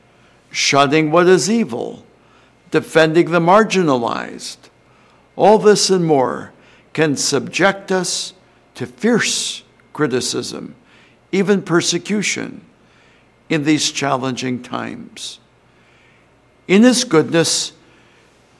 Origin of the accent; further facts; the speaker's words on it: New Albany, Indiana, United States; my hometown of New Albany, Indiana